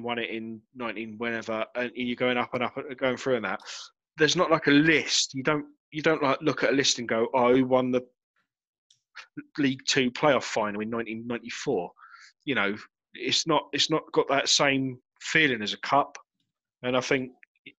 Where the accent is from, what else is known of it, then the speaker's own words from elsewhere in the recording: Chatham, South East England, United Kingdom; I grew up in Chatham